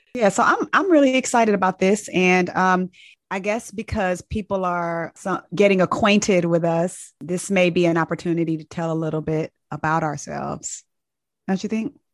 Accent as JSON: {"language": "English", "town": "Inglewood", "region": "California", "country": "United States", "tie": "born or raised there", "also_born_or_lived": "Tuskegee, Alabama / Nashville, Tennessee", "moved": "as an adult", "lives_now": "Atlanta, United States", "said": "growing up in Inglewood, California"}